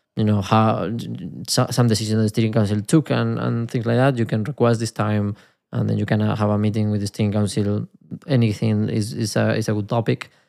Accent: Spain; accent: Spanish; my Spanish accent

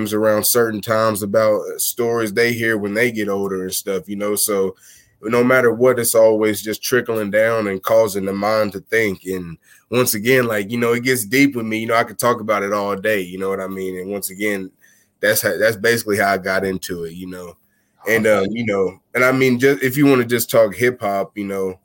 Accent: Missouri, United States; moved away as an adult; now in Texas, United States; I'm originally from Missouri, and the last 3 or 4 years I've relocated down to Texas

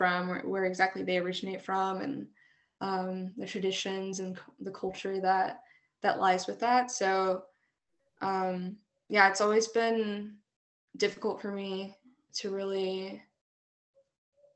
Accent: Fayetteville, North Carolina, United States; I was born and raised here in Fayetteville, North Carolina.

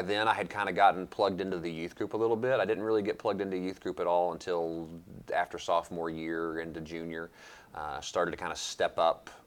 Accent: London, Kentucky, United States; I grew up in Laurel County

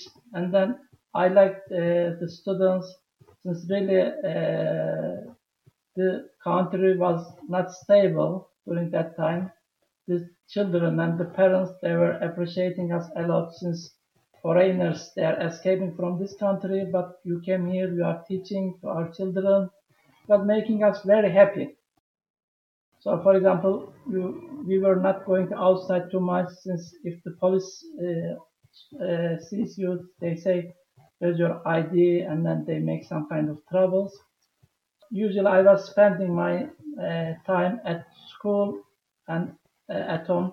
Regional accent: Turkey; moved away as an adult; also born or lived in Tajikistan; I am from Turkey.

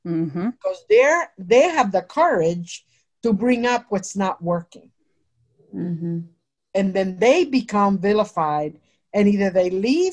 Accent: New Jersey, United States; I'm from Jersey.

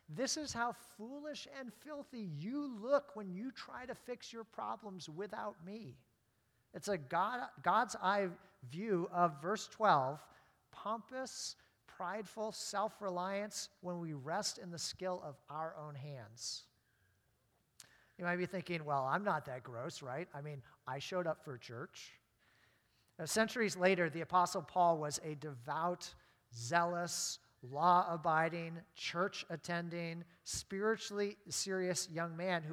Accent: Maine, United States; growing up in Maine

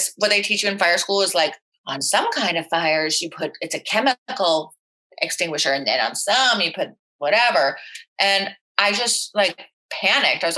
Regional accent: Florida, United States; growing up in Florida, being a bartender at Dijon's where there are retirees

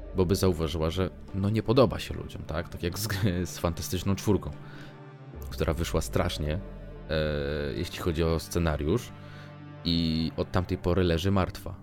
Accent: Warsaw, Masovian Voivodeship, Poland; ja, jestem z Warszawy

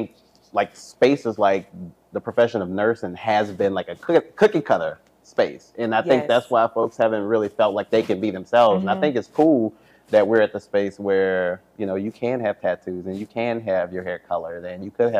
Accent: New Orleans, Louisiana, United States; I think I'm from New Orleans, and so all of my brothers, they have strong New Orleans accents, Cajun accents, and I get it a lot more when I go home

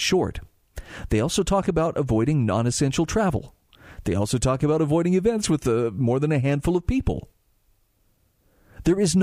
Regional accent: Utah, United States; in my home state of Utah

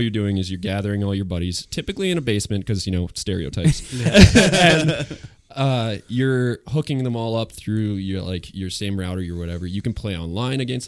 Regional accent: Winnipeg, Manitoba, Canada; now in Steinbach, Canada; I grew up in Winnipeg

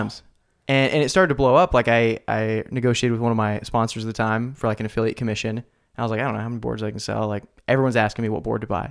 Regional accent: Salem, United States; Salem, my hometown

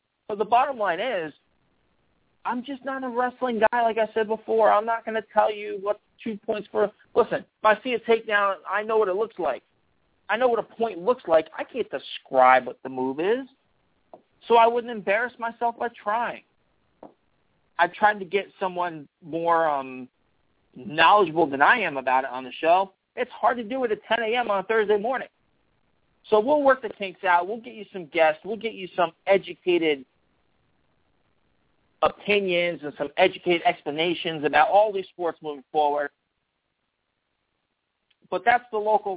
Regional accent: Port Jervis, New York, United States; I grew up in Port Jervis

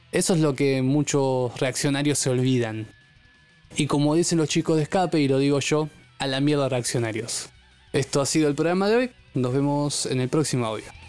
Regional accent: Argentina; nosotros como argentinos

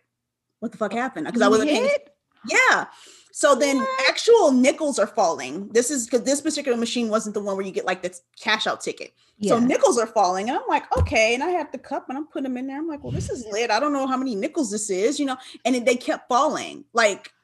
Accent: Los Angeles, California, United States; I'm from California. I'm from

